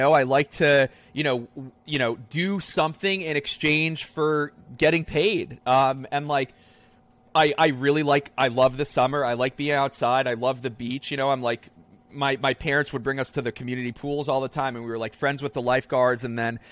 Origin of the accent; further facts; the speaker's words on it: New Jersey, United States; I was born and raised in New Jersey